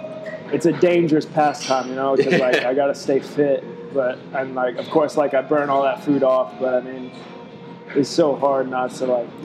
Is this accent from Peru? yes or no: no; Fort Walton Beach, Florida, United States; also born or lived in Lakenheath, England; Moved around a little bit. And then when I was five, we finally settled in Fort Walton. Gotcha. So, I mean, that's home, basically.